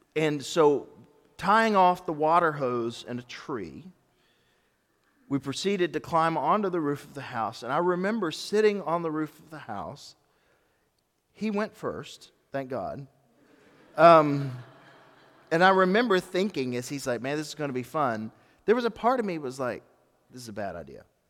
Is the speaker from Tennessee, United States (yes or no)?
yes; Memphis, Tennessee, United States; also born or lived in Germantown, Tennessee; When I was growing up in Memphis, my family moved to Memphis when I was eleven.